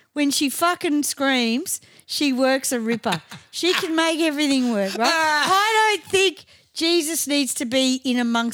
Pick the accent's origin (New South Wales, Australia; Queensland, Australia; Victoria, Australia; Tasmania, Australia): Victoria, Australia; Melbourne; also born or lived in Bentleigh, Victoria; my parents were right into culture, and that's why we moved from Bentley to Clayton.